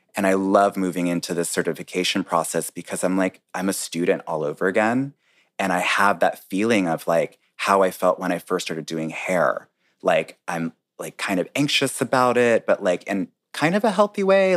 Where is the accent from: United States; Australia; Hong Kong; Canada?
United States; North Carolina; also born or lived in New York; now in Washington, D.C., United States; I was born and raised in North Carolina